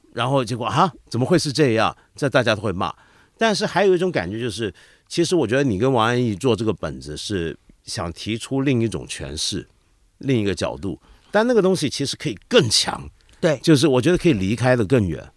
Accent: Hong Kong; 我们香港人自己

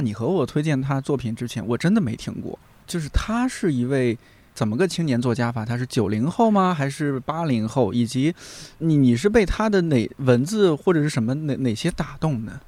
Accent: Shanxi, China; moved away; 我们三晋大地，人杰地灵啊

